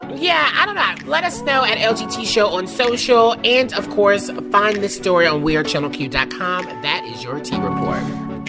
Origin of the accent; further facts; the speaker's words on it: the Bible Belt, the South, United States; I'm from the South, the Bible Belt specifically